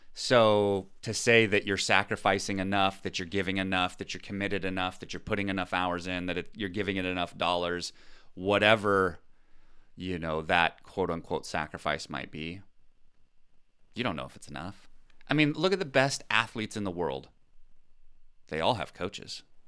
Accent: United States; I'm American

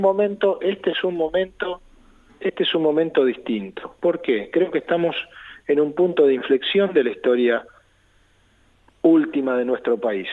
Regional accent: Argentina; confío en mi pueblo

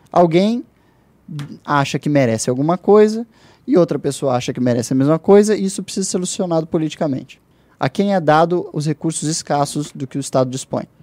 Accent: London, United Kingdom; born there; also born or lived in Brazil; É, eu nasci em, Londres, na Inglaterra, mas o meu país

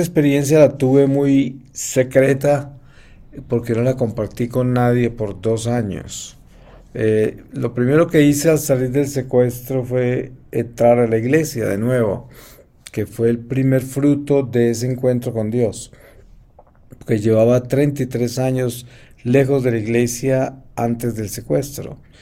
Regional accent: Colombia; moved away; yo he vivido muy lejos de mi familia en Colombia porque yo me fui de Colombia muy joven

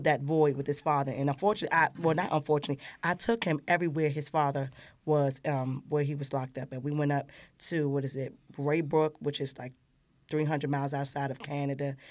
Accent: Washington, District of Columbia, United States; I grew up in Ward Eight, Southeast

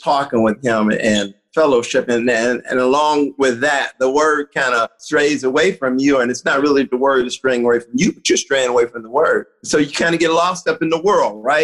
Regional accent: Cincinnati, Ohio, United States; I'm originally from Cincinnati, Ohio. I grew up in a ghetto

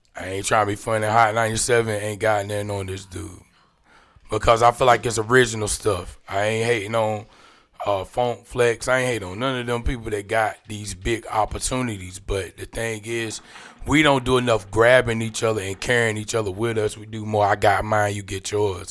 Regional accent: Clayton, North Carolina, United States; I'm from Jericho, man. Johnson County stand up, Clayton all day

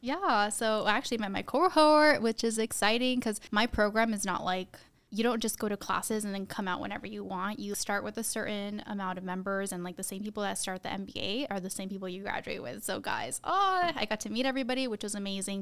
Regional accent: Tucson, Arizona, United States; we grew up in Tucson

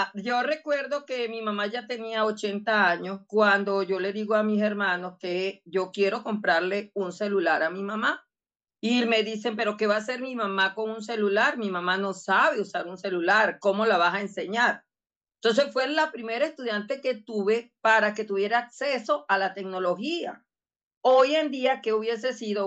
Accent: Barinas, Venezuela; soy de Badina

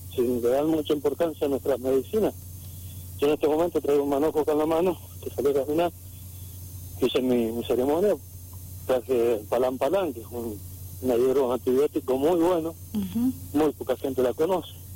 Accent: Argentina; Nosotros somos argentinos nativos por obligación, no por opción, porque si nos hubiesen dejado ser, seríamos mapuches

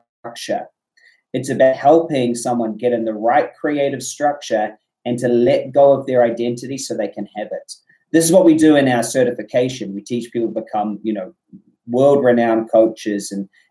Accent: New Zealand; I'm from New Zealand

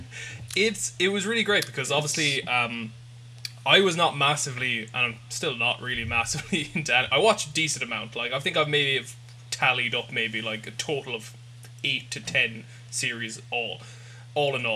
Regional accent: Ireland; we're all Irish

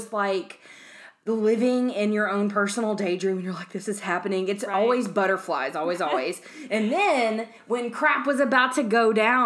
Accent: the South, United States; accent: southern; if you can't tell by my insanely crazy accent, we live in the South

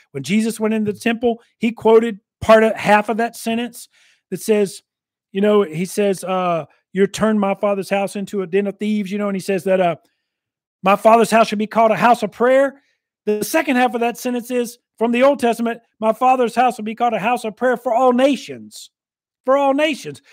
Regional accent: United States; I'm an American, I'm glad to be an American and all that, I'm a veteran

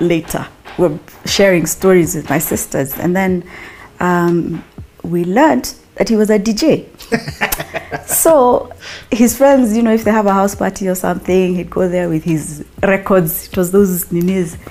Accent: Nairobi, Kenya; Yeah, I was born in Nairobi. We're all born in Nairobi

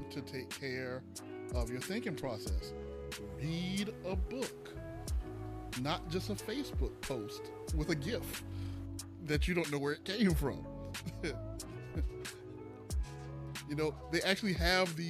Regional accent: South Carolina, United States; I'm a man from South Carolina

